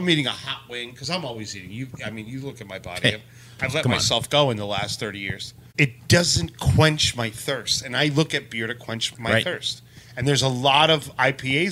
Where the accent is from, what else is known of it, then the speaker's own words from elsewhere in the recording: New York, United States; I'm a New Yorker